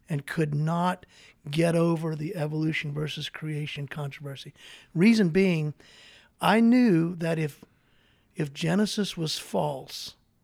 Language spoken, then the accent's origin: English; Baton Rouge, Louisiana, United States; moved away; I'm from Baton Rouge, Louisiana.